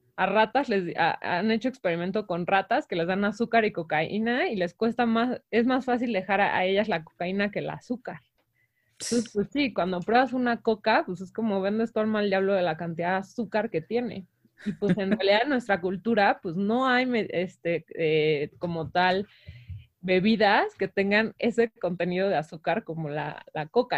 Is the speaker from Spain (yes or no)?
no; Mexico